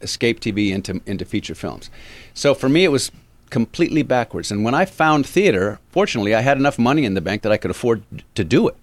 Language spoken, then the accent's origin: English; Avalon, California, United States; moved away; also born or lived in Los Angeles; I grew up in Avalon